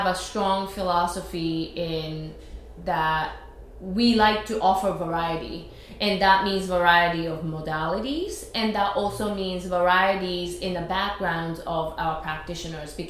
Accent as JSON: {"language": "English", "country": "Japan", "tie": "born or raised there", "first_language": "Japanese", "second_language": "English", "moved": "as an adult", "lives_now": "New York, United States"}